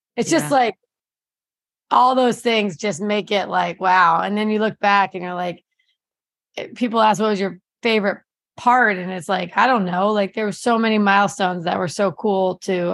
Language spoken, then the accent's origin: English; New Jersey, United States; moved away; I grew up in New Jersey